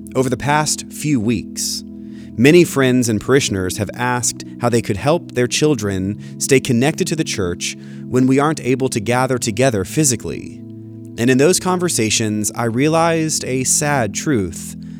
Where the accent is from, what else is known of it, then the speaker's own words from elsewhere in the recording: Florida, United States; growing up in Florida with many Jewish friends